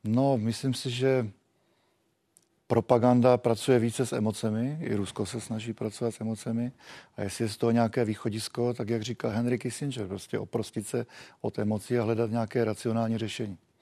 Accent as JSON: {"language": "Czech", "country": "Czechia", "said": "My jsme byli vždycky takový eh, zdrženlivější jako Češi"}